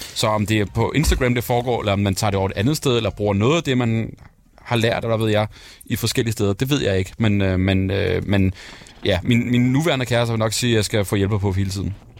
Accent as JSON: {"language": "Danish", "town": "Værløse", "region": "Capital Region of Denmark", "country": "Denmark", "tie": "born or raised there", "said": "jeg er vokset op med i Værløse"}